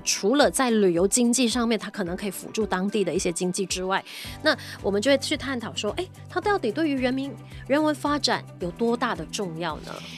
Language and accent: Chinese; Malaysia; 当然我们也是马来西亚人，我们肯定是马来西亚人